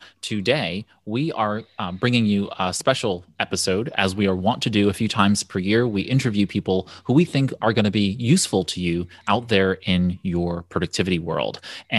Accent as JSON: {"language": "English", "town": "New York City", "region": "New York", "country": "United States", "tie": "born or raised there", "moved": "yes", "lives_now": "Pittsburgh, United States", "said": "As a New Yorker, I was raised in New York City. I'm a Brooklynite, and but now I live in Pittsburgh."}